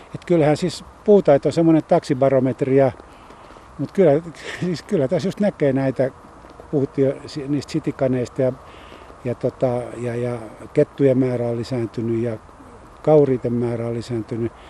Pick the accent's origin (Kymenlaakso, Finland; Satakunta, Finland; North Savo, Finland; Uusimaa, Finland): Uusimaa, Finland; Helsinki; mä syntyisin tölikästä